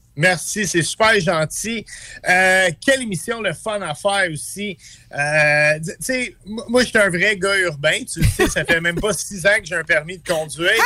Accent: Montreal, Quebec, Canada; je suis un Montréalais ma mère m'envoyait à Paul Sauvé quand j'étais jeune

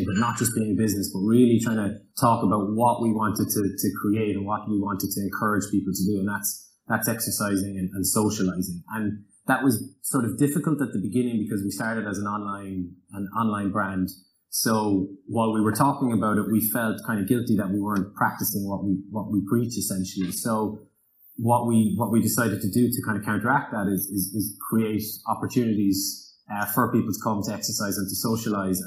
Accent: Cork, Munster, Ireland; we're from Cork

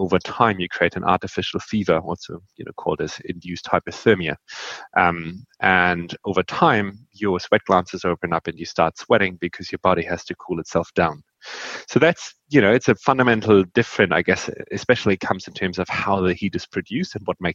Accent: Northern Germany, Germany; I grew up in Northern Germany.

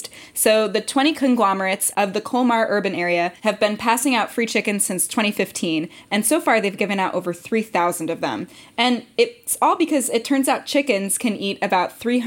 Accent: United States; now in France; as an American

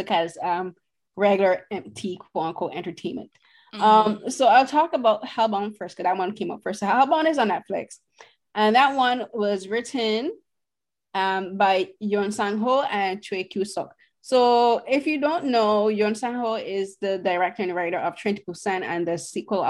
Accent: Barbados; I'm from Barbados

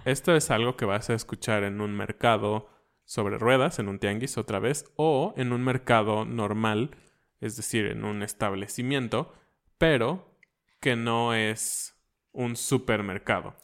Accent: Mexico

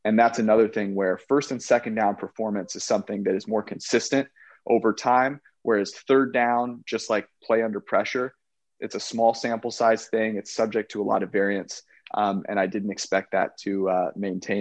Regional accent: California, United States; moved away; I grew up, I'm from California

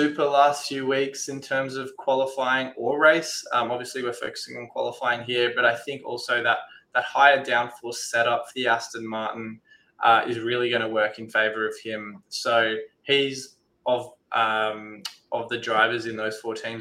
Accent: Perth, Western Australia, Australia; he's my hometown hero as well

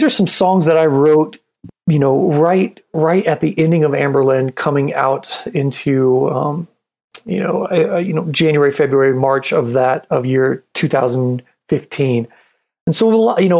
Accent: New Mexico, United States; also born or lived in Michigan; I was born in Michigan. My family's there. So I love my family from Michigan, but I'm New Mexico.

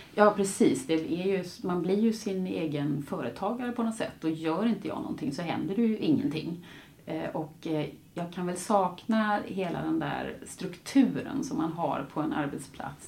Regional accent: Gothenburg, Västra Götaland, Sweden; moved away; also born or lived in Latin America; nu flyttar jag tillbaka då till eh, Göteborg, min hemstad

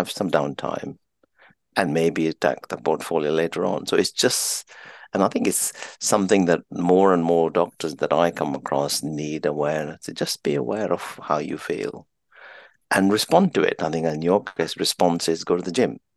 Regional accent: Kenya; now in United Kingdom; I'm an Indian of Indian parents, born in Kenya, raised in Kenya

